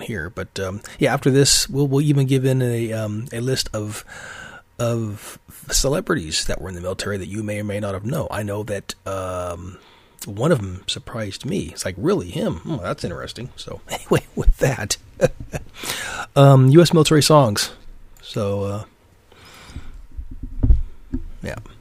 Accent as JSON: {"language": "English", "region": "Alaska", "country": "United States", "said": "I am from Alaska"}